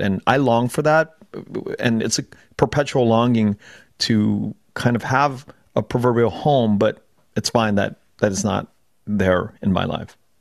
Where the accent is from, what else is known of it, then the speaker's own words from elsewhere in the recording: Los Angeles, California, United States; also born or lived in Chambersburg, Pennsylvania; we moved out when I was like a year old to LA. And I grew up in Koreatown for the first 25 years of my life in Koreatown in LA.